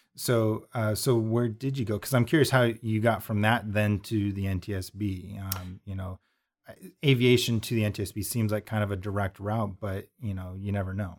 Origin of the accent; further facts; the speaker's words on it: Montana, United States; I'm originally from Montana